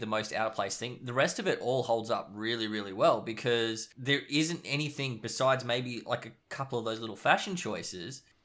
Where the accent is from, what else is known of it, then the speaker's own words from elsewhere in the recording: Australia; we are Aus-, Australian